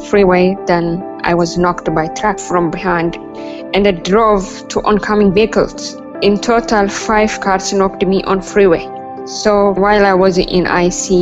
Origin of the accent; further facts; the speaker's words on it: Ethiopia; moved away as an adult; also born or lived in Kenya; now in Melbourne, Australia; Life is really beautiful in growing up in Ethiopia. Like I was born in 1992 and grew up